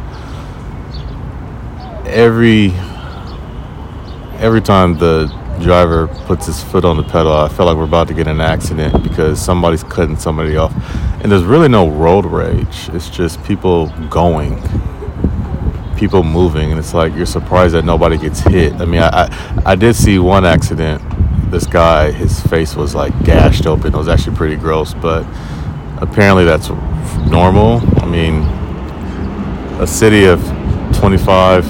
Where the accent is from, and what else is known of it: United States